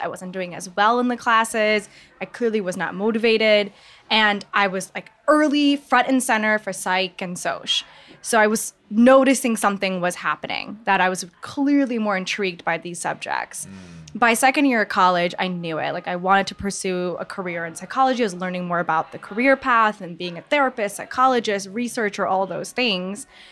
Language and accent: English; Michigan, United States; moved away as an adult; now in New York, United States; Born and raised in Michigan. So a Midwest gal over here